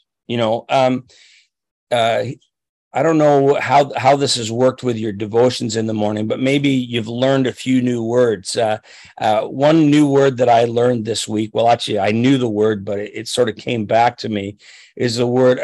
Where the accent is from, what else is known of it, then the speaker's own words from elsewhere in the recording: Chatham, Ontario, Canada; I grew up down near Chatham, Ontario, and I worked on a farm in Raleigh Township